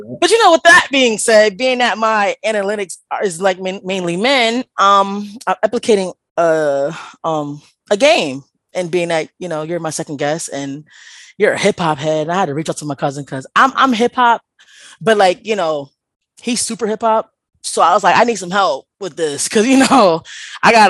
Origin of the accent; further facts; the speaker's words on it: Connecticut, United States; I'm from Connecticut.